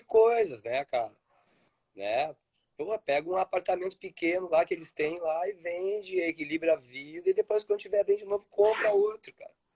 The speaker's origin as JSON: {"language": "Portuguese", "town": "Porto Alegre", "region": "Rio Grande do Sul", "country": "Brazil", "tie": "born or raised there", "moved": "yes", "said": "eu nasci em Porto Alegre, no meio dos prédios"}